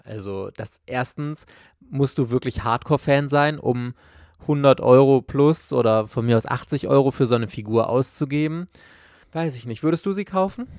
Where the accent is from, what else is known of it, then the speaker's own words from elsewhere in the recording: Germany; hier bei uns in Deutschland